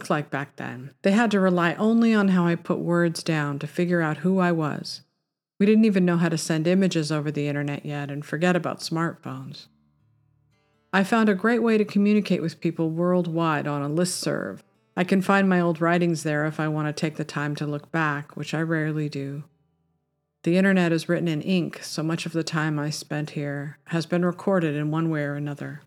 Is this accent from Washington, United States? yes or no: no; Topanga, California, United States; Growing up in Topanga in the 70s